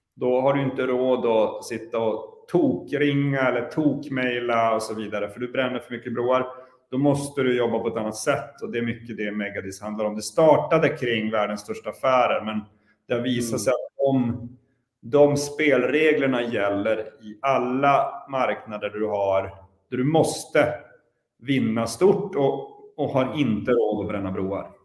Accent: Luleå, Norrbotten County, Sweden; i Luleå i vart fall, där jag kommer ifrån

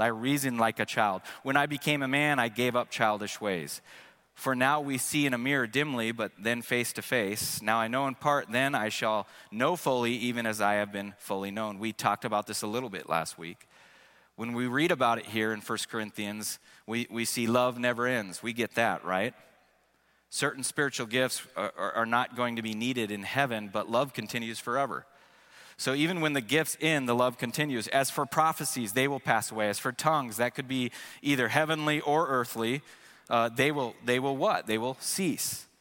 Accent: Seattle, Washington, United States; first language English; moved away as an adult; also born or lived in Missouri; I grew up in Seattle, so it was something that I took for granted. That's until I moved to the state of Missouri

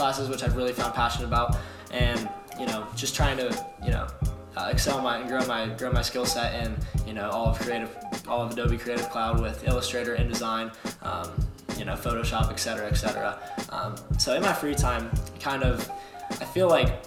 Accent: Pittsburgh, Pennsylvania, United States; moved away as an adult; now in Cincinnati, United States; My family's from I'm from Pittsburgh

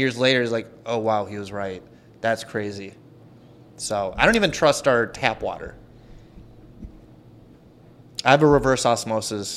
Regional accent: Edina, Minnesota, United States; I grew up in Edina, went to school there

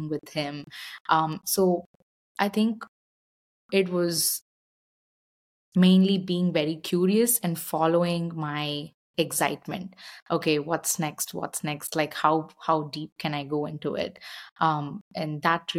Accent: India; moved away as an adult; now in Austin, United States; growing up in India, I was exposed to a lot of yoga, meditation

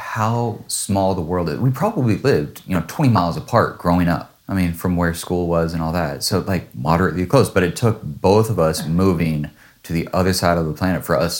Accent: Washougal, Washington, United States; moved away as an adult; now in Singapore; I'm like, well, I grew up in Washougal.

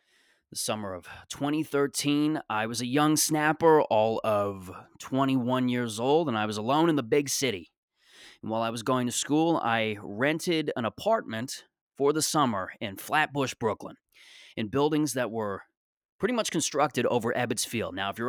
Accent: Mississauga, Ontario, Canada; Like, I grew up in Mississauga, Ontario, and this is just how I am, you know?

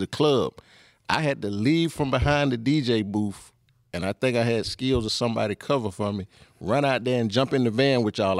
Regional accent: Thomaston, Georgia, United States; I'm from Thomaston, Georgia, which is twenty minutes south.

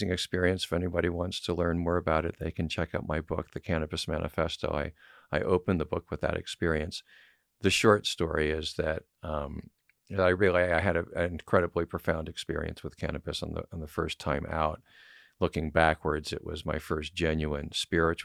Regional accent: Washington, District of Columbia, United States; I grew up in Washington, D.C.

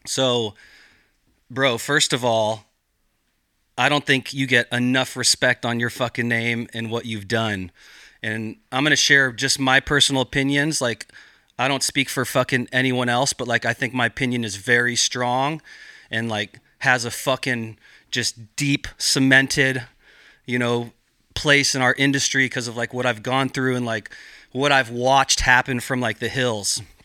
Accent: Gualala, California, United States; I grew up in Mendocino County in this small little town called Wallala

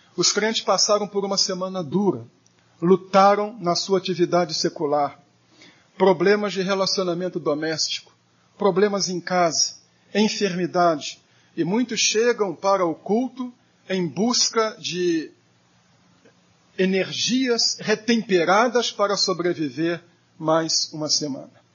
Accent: Brazil; also born or lived in São Paulo; sendo brasileiro

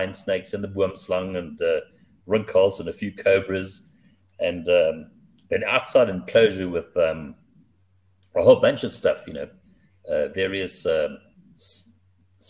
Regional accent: Durban, KwaZulu-Natal, South Africa; I grew up in Durban, which is on the East Coast

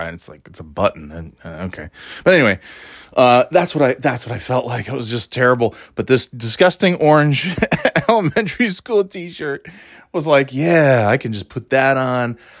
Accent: New York, United States; also born or lived in Florida / North Carolina; now in New Hampshire, United States; I moved from New York

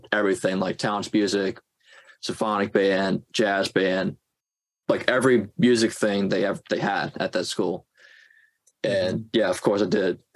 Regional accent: New Orleans, Louisiana, United States; moved away as an adult; now in Boston, United States; That's where I'm from. I'm from New Orleans

